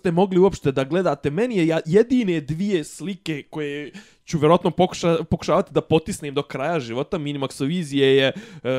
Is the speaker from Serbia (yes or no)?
no; Bosnia & Herzegovina; što bi kod nas u Bosni rekli